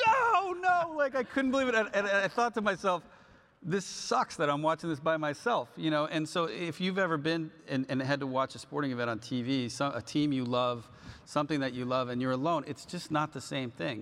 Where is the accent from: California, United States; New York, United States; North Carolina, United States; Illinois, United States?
California, United States; I grew up in California